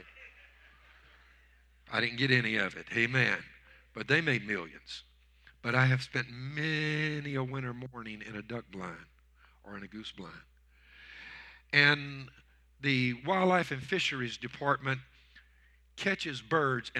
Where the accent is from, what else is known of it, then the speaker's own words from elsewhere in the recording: Louisiana, United States; I was raised in Louisiana